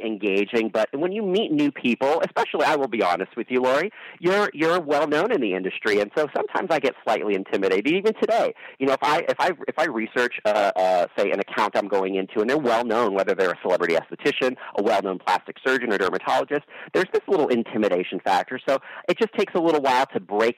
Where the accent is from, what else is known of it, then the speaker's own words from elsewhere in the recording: San Francisco Bay Area, California, United States; I grew up in the San Francisco Bay Area